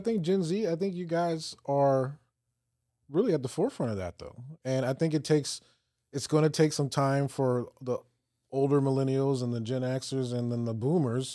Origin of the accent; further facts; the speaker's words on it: Virginia, United States; So I grew up in Virginia uh-huh. um, in the peninsula area.